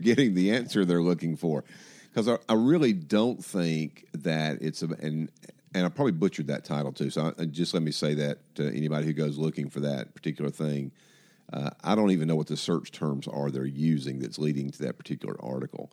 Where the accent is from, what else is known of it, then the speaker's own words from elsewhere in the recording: Atlanta, Georgia, United States; I grew up in Atlanta